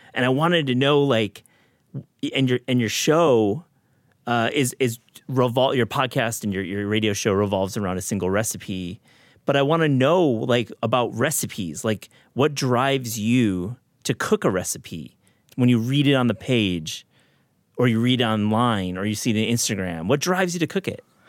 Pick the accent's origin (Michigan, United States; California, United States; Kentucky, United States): Michigan, United States; I grew up in Michigan as well